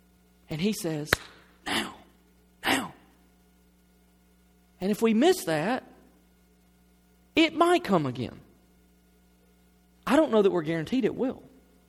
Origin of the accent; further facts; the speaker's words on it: the South, United States; I mean, look, I grew up in the South. I'm a Christian.